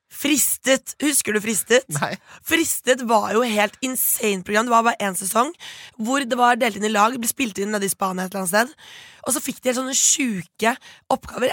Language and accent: Norwegian; Bærum, Akershus, Norway; jeg er jo fra Rykken i Bærum. Eh, stolt Rykken-jente.